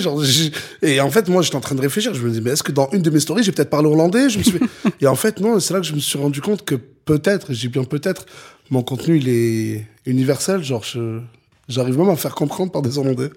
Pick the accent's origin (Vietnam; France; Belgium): France; Perpignan, Occitania; je suis de Perpignan, c'est la ville la plus au sud de France